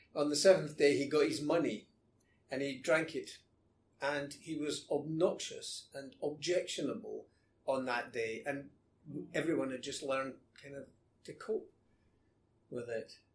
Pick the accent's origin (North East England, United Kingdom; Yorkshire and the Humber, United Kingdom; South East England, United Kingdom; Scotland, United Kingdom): Scotland, United Kingdom; moved away as an adult; also born or lived in London